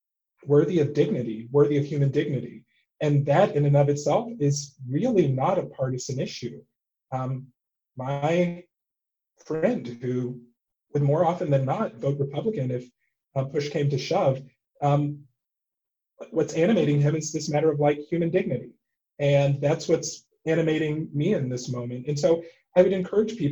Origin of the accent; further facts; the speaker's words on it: Texas, United States; I grew up in Texas